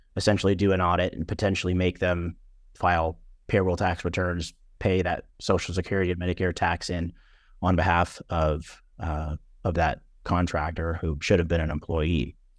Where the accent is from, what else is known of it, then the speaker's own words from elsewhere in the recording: Orange County, California, United States; moved away as an adult; now in Nashville, United States; I'm originally from Orange County, California, Southern California.